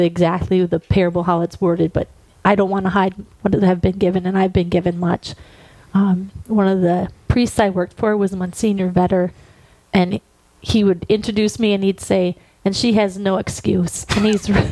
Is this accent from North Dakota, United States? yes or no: yes; Napoleon, North Dakota, United States; also born or lived in Strasburg, North Dakota; now in Fargo, United States; grew up in Napoleon, and lived on a dairy farm